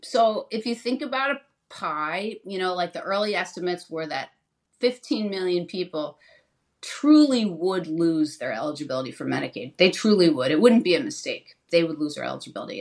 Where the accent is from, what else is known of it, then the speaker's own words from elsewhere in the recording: New Jersey, United States; I was in state government in my home state of New Jersey